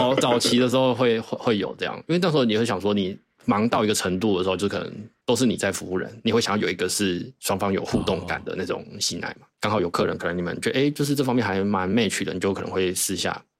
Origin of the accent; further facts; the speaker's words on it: Thailand; 因为那时候我其实我们有两三个 partner，就是我们泰国人是有回来一起做经营，